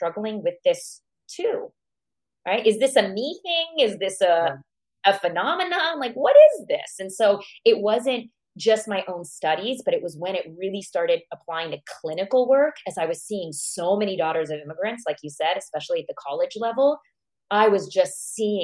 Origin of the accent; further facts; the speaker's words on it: United States; also born or lived in Iran; I moved to the U.S. at the age of 4. And so I grew up in America